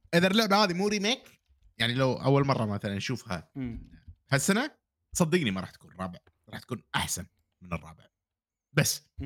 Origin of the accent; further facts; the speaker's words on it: Kuwait; عندنا بالكويت